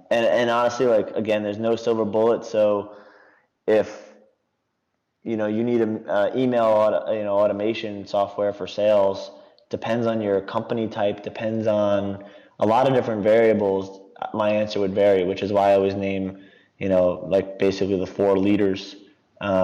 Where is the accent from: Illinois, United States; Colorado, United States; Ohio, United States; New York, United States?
New York, United States; I'm an East Coaster, so I'm from New York.